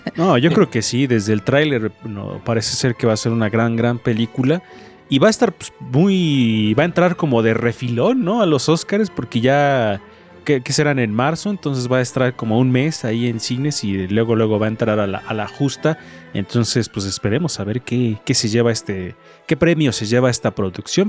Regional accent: Mexico; soy mexicano

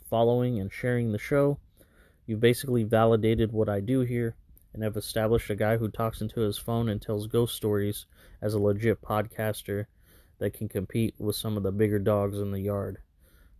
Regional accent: Fresno, California, United States; Burial 13 is a clothing brand based right here in Fresno, California, my hometown

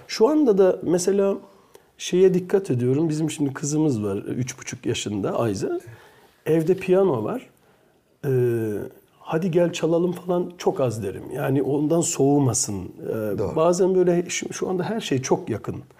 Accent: Belgium; moved away as an adult; now in Turkey; Belçika'da doğduğum için de Belçikalı e, e, de aynı zamanda

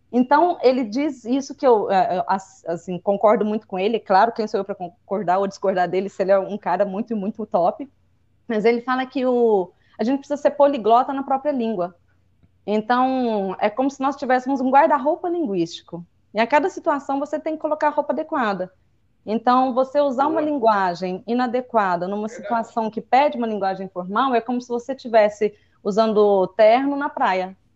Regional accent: Minas Gerais, Brazil; accent: mineirês; eu acho muito bonito o nosso regionalismo. Eu não acho Duvido. o nosso uai, nós fumo, nós voltemos. Enfim, eu acho isso, eu, eu, acho gostoso o mineirês.

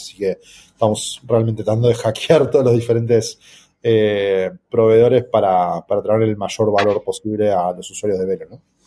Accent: Argentina; para un país como, Argentina u otros países donde sufrimos de la alta inflación

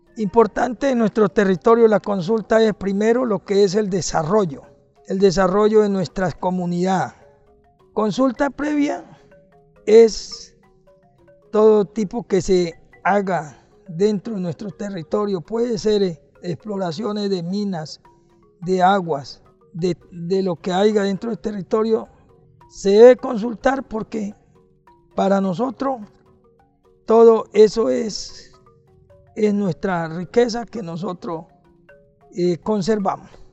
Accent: Tumaco, Nariño, Colombia; yo soy de Reguardo Chingrito, mira, coordinador político de la ORIPA del municipio de Tumaco.

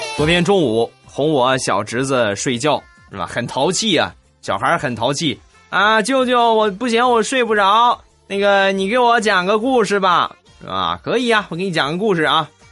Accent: Rizhao, Shandong, China; moved away as an adult; now in Weifang, China; 我不是济南人啊，我是山东人，我是日照人。呃，然后呢，目前是在潍坊工作

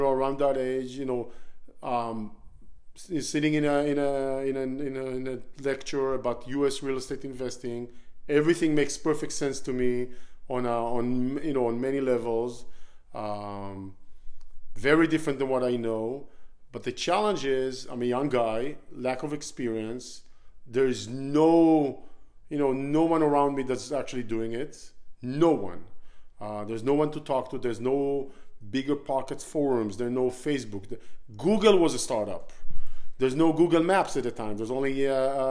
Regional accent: Israel; moved away; So I was born in Israel, born and raised in Israel. I spent all my childhood growing up there

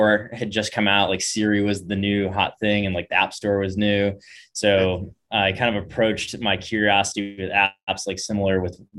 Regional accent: Bay Area, California, United States; moved away; also born or lived in San Diego / Laguna Beach; I grew up in the Bay Area, you know, in the whole like epicenter of tech

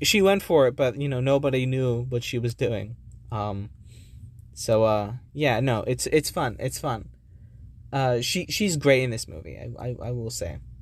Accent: New Jersey, United States; I came from New Jersey.

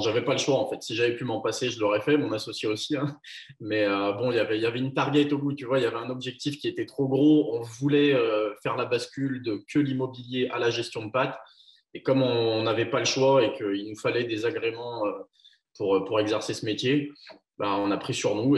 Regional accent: Chaponost, Auvergne-Rhône-Alpes, France; also born or lived in Lyon; Je suis d'un petit village à vingt minutes au sud de Lyon à la base. Mais, euh, aujourd'hui, je suis installé à Lyon Centre, ouais. Je suis chaponais

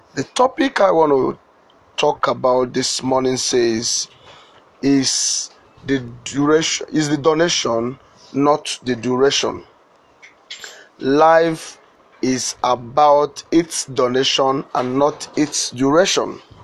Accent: Ebonyi, Nigeria; also born or lived in Ohaozara; now in Lagos, Nigeria; I was born in Nigeria.

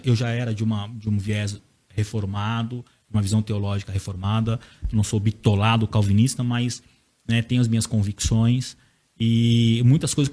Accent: Bragança Paulista, São Paulo, Brazil; eu nasci na Igreja Assembleia de Deus, meu avô é um dos fundadores da Assembleia de Deus, na minha cidade, uhum.

